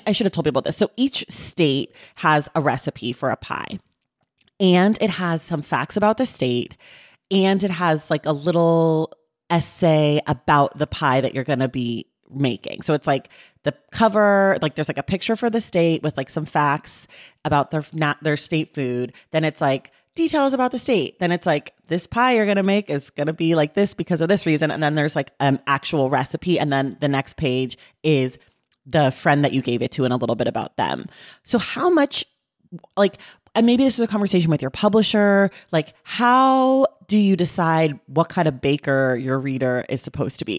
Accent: California, United States; I'm a born American, bor-, born and raised Californian

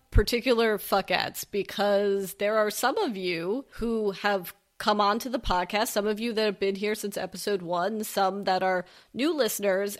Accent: West Coast, United States; we're both West Coasters

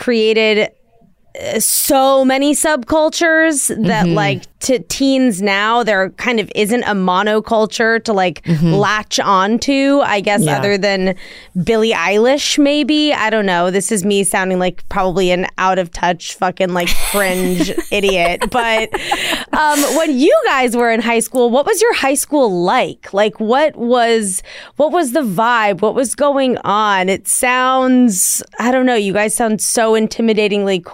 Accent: Washington, District of Columbia, United States; I grew up in Washington, D.C.

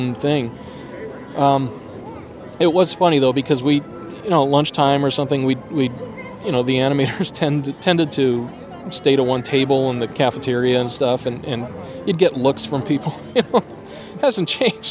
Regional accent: Southern California, United States; I grew up in California, in Southern California

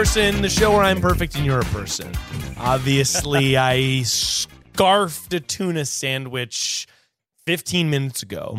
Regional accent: North Carolina, United States; moved away; I'm from North Carolina myself.

